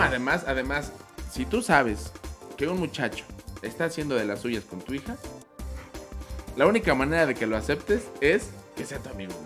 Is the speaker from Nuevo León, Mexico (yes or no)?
no; Mexico City, Mexico; soy de Iztapalapa